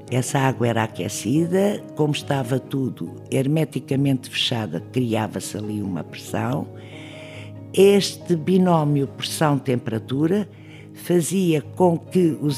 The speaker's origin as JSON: {"language": "Portuguese", "region": "Trás-os-Montes", "country": "Portugal", "tie": "born there", "said": "nasci em Trás Montes em 1939, trabalhei no técnico toda a minha vida"}